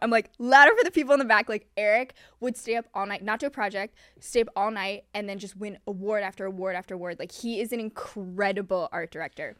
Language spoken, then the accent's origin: English; Hong Kong; also born or lived in New York; now in Los Angeles, United States; I was born in Hong Kong